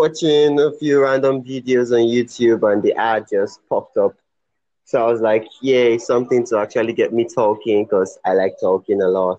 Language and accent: English; Nigeria; born or raised there